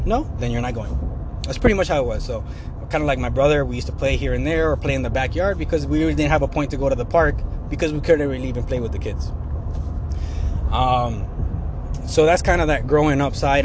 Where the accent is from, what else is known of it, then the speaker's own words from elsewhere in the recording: Sandwich, Illinois, United States; also born or lived in Plano, Illinois; I grew up in Sandwich. I was born in Sandwich, Illinois.